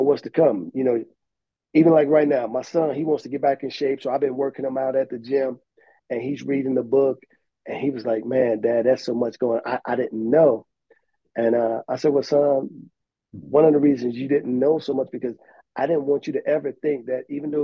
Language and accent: English; Chicago, Illinois, United States; we grew up in Cabrini Green